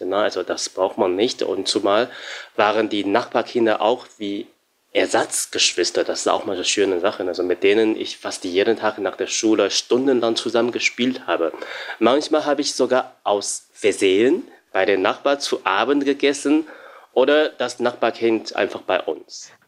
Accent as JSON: {"language": "German", "region": "Shanghai", "country": "China", "tie": "born or raised there", "moved": "yes", "lives_now": "Germany", "said": "ich bin 9000 Kilometer entfernt von meiner Heimat Shanghai"}